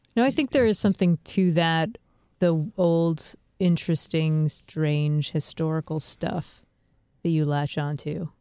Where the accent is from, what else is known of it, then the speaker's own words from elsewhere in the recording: Walpole, Massachusetts, United States; I'm from Walpole, Massachusetts